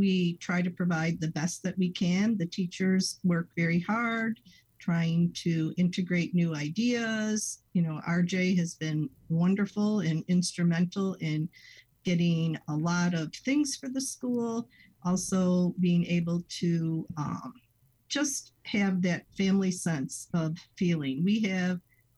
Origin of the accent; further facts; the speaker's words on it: Chicago, Illinois, United States; also born or lived in Arlington Heights, Illinois / Atchison, Kansas; I am from Chicago. I actually attended Our Lady of the Wayside Grammar School